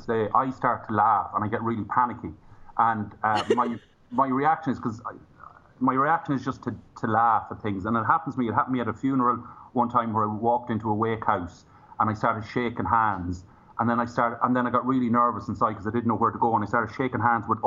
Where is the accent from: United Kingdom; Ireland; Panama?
Ireland; From Ireland